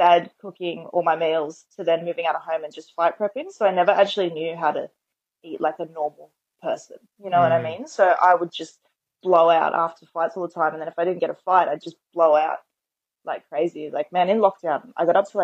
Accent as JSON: {"language": "English", "town": "Penrith", "region": "New South Wales", "country": "Australia", "said": "we're both from the Penrith area"}